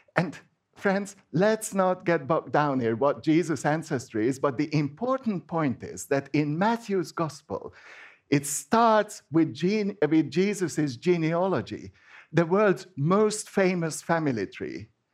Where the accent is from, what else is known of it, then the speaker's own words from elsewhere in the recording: Hungary; first language Hungarian; English is a second language; moved away; I am Hungarian because Hungarian is my first language.